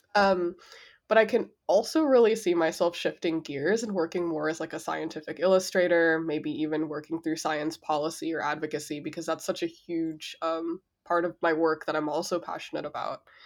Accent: Los Angeles, California, United States; first language Spanish; English is a second language; moved away; I grew up in South Central, East L

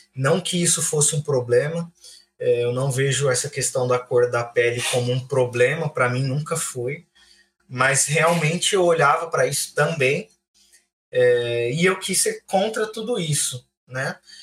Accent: Francisco Morato, São Paulo, Brazil; moved away as an adult; also born or lived in Águas Claras, Brasília; now in Brasília, Brazil; sou de Francisco Morato também, tenho 29 anos completados aí nos últimos dias. Vivi em Francisco Morato boa parte do meu tempo. Hoje eu moro em Brasília

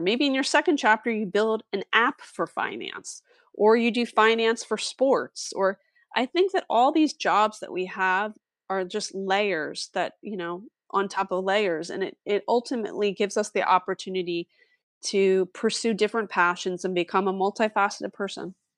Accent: East Coast, United States; moved away as an adult; also born or lived in Philadelphia suburbs; now in Los Angeles, United States; I'm from East Coast

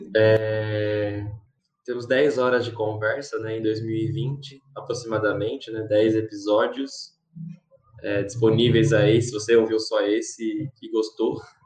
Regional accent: Brazil; also born or lived in São Paulo; eu sou brasileiro

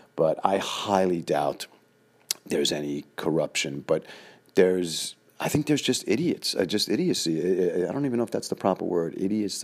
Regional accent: New York City, New York, United States; the way we grew up in Queens

